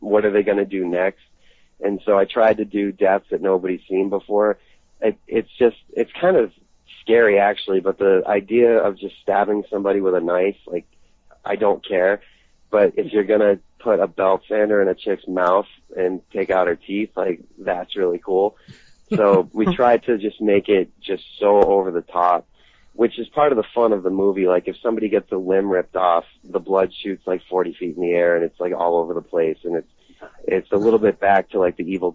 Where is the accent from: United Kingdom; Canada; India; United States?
United States; Boston, Massachusetts; moved away as an adult; now in Los Angeles, United States; I'm from Boston, and I had a really tight group of friends that I grew up